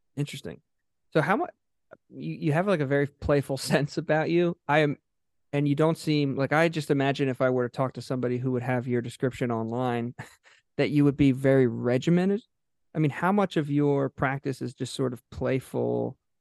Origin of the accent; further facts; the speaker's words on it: Haddonfield, New Jersey, United States; also born or lived in South Philadelphia; now in Philadelphia, United States; I grew up in Haddonfield